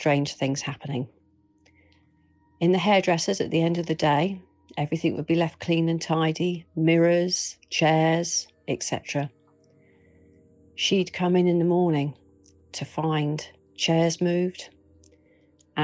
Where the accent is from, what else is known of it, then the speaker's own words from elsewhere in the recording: Bournemouth, South West England, United Kingdom; my hometown of Bournemouth